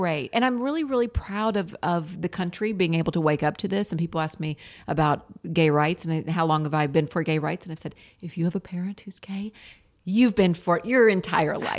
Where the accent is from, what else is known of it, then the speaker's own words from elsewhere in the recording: the South, Tennessee, United States; now in Los Angeles, United States; the background music in the room of me growing up in the South was having a gay parent